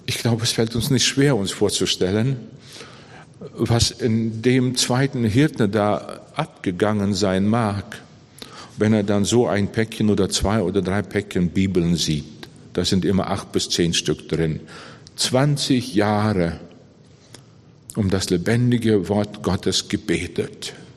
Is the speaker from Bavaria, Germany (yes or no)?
yes; Bavaria, Germany; bei uns in Bayern